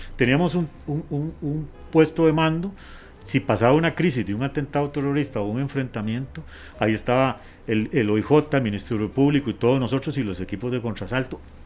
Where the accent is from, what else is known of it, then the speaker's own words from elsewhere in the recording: Costa Rica; somos Costa Rica, somos un país